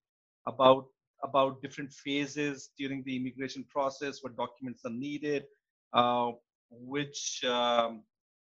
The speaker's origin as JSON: {"language": "English", "country": "Pakistan", "tie": "born or raised there", "also_born_or_lived": "United Kingdom / Dubai", "moved": "as an adult", "lives_now": "Canada", "said": "I'm originally from Pakistan. I was born and raised there."}